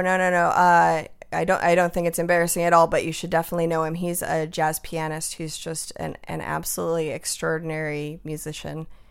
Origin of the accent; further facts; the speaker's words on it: Tucson, Arizona, United States; moved away; also born or lived in Los Angeles / Seattle; being from Tucson, my whole family is sort of Spanglish speaking.